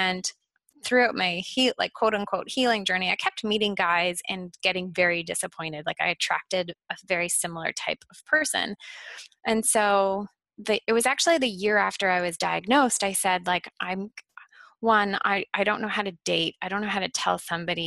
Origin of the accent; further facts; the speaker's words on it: Ottawa, Ontario, Canada; also born or lived in Toronto; I moved from Toronto back to my hometown of Ottawa